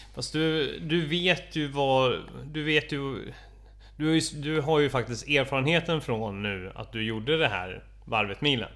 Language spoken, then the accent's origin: Swedish; Stockholm, Stockholm County, Sweden; för mig som stockholmare